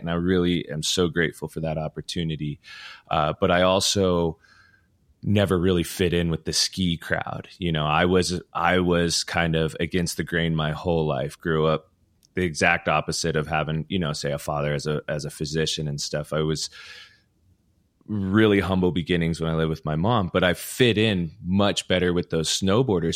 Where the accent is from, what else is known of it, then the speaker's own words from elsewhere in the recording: Ogden, Utah, United States; I was from Ogden, so, you know, Powder Mountain and Snow Basin were my two home spots back in the day.